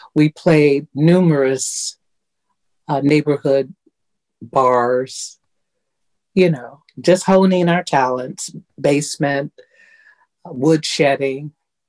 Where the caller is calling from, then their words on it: Detroit, Michigan, United States; Detroit, where it is snowy and icy today.